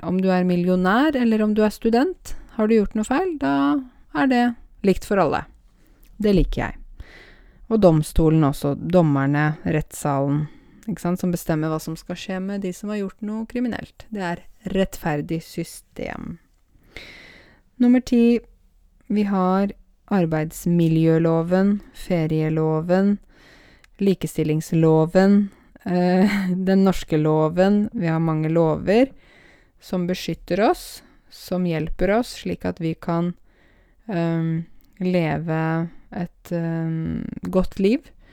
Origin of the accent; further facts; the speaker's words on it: Norway; jeg er norsk og er født her